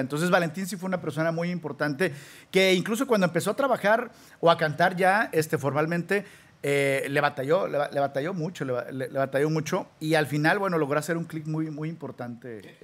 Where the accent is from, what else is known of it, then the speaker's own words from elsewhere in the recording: Guadalajara, Jalisco, Mexico; moved away as an adult; also born or lived in Sinaloa; now in United States; Nacido en, fíjate que soy de Sinaloa, pero ahí he vivido toda mi vida en, en, Guadalajara